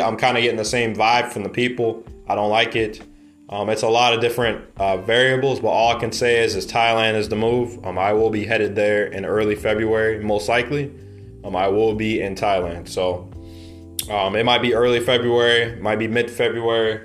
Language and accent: English; United States; moved away; also born or lived in Mexico City; being an American